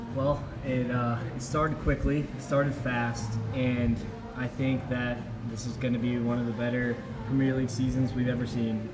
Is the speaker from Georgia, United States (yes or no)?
no; Raleigh, North Carolina, United States; also born or lived in Charlotte; I'm from Raleigh. Started playing soccer at four.